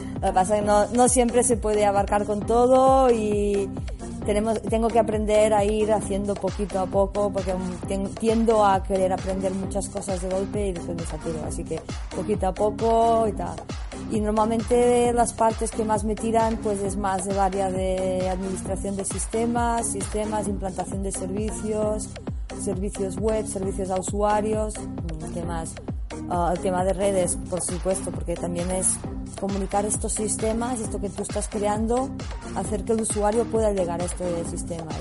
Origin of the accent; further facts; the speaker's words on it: Olot, Catalonia, Spain; moved away as an adult; now in Barcelona, Spain; un proyecto que había en, mi pueblo que era Olot Wireless.